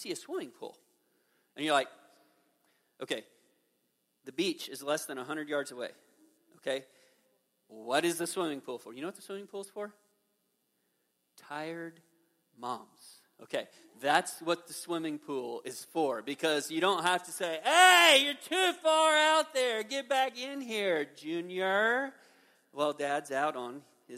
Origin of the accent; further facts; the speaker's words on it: Midwest, United States; I'm a Midwesterner